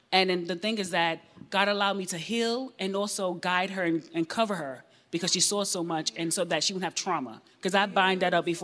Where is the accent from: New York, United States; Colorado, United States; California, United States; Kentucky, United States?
New York, United States; I'm from New York, born in the 80s